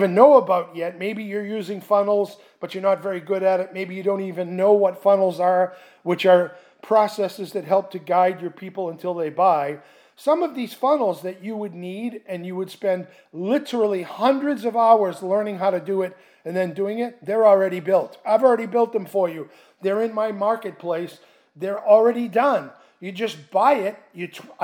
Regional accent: Boston, Massachusetts, United States; moved away; I'm originally from Boston

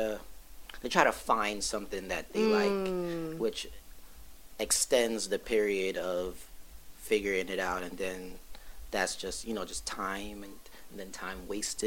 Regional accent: Brooklyn, New York, United States; I'm from Brooklyn.

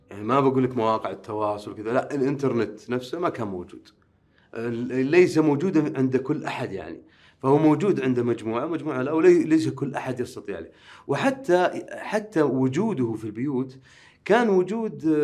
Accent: Riyadh, Riyadh Province, Saudi Arabia; أما بالنسبة لي فأنا مولود بالرياض ولا أبالغ إذا قلت أنني لا أرى تميزا في حياتي عن غيري يعني أنا ولدت وعشت مثلي مثل أي آه، يعني أي آه، شاب مثلا سعودي

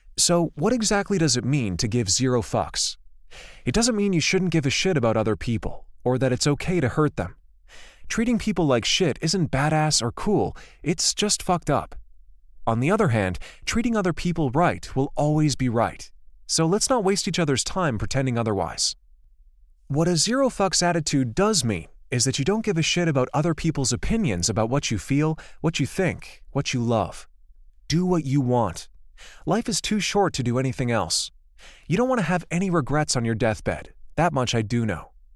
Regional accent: Livermore, California, United States; also born or lived in Santa Cruz; At nineteen, I decided that it was time to finally leave my hometown of Livermore

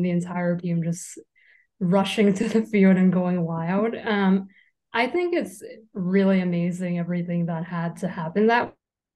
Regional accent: New York, United States; a born and raised lifelong New Yorker

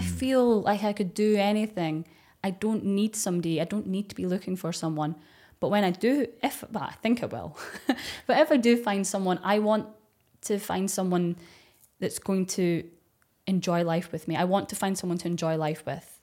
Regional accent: Dundee, Scotland, United Kingdom; accent: Scottish; I'm from Dundee

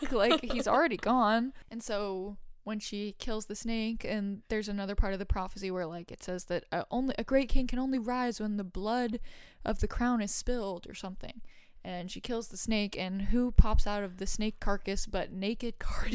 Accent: Massachusetts, United States; I grew up in Massachusetts

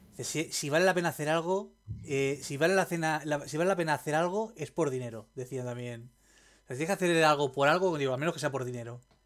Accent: Roses, Catalonia, Spain; moved away; yo soy de Rosas Rosas

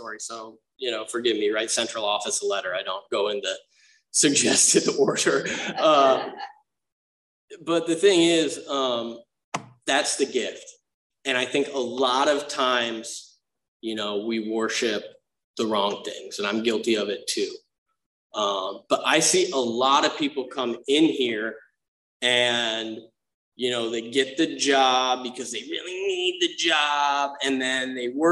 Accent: Grosse Pointe, Michigan, United States; also born or lived in Romeo, Michigan; when I was 7, we moved from Romeo to this like uptight conservative yachting town called Grosse Pointe, Michigan

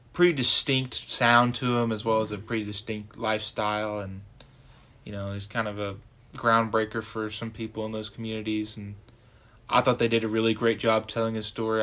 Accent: Norman, Oklahoma, United States; I'm from Norman, Oklahoma.

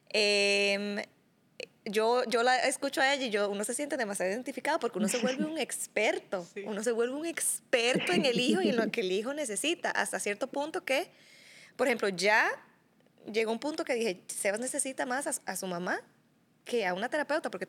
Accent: Dominican Republic; moved away as an adult; now in Costa Rica; yo llegué a Costa Rica en el 2017, porque yo soy dominicana.

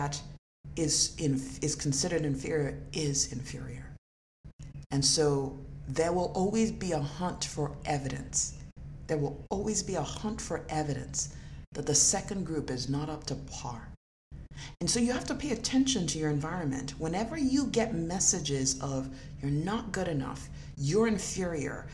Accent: Nigeria; moved away; I was born in Nigeria and I grew up in a country of black people.

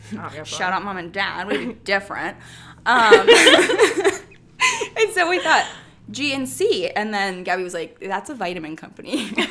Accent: La Crosse, Wisconsin, United States; accent: Midwestern; moved away as an adult; now in Madison, United States; we are from the La Crosse, Wisconsin area. I think I had a really strong Midwestern accent

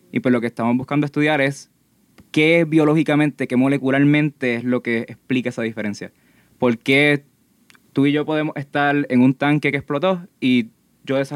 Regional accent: Gurabo, Puerto Rico; yo soy del pueblo de Gurabo, estoy estudiando en el Colegio Radiance y actualmente estoy en la Escuela Superior.

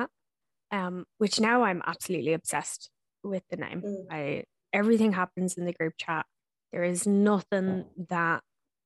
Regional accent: Ireland; moved away as an adult; now in New Zealand; when I was growing up in Ireland

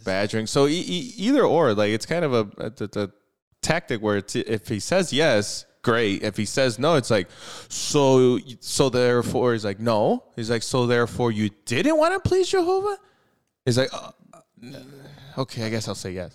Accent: United States; we're American

